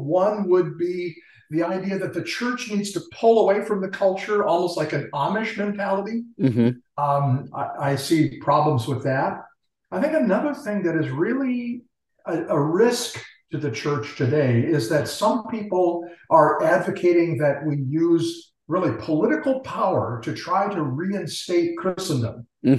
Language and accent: English; Tokyo, Japan; born there; I'm actually Japanese by birth. My parents were missionaries in Tokyo, Japan, and so I was born in Tokyo.